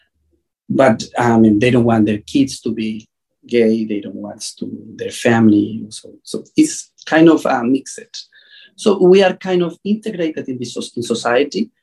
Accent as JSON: {"language": "English", "country": "Mexico", "said": "I'm from Mexico."}